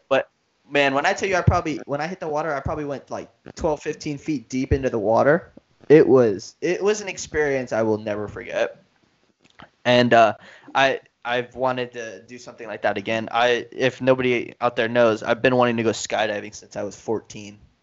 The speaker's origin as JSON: {"language": "English", "town": "Miami", "region": "Florida", "country": "United States", "said": "we're from Miami"}